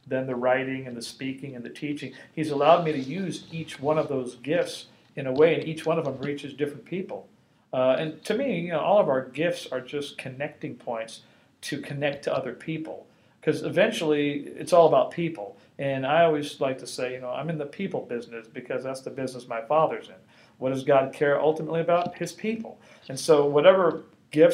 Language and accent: English; Los Angeles, California, United States; I grew up in Los Angeles, you know, going to the Catholic Church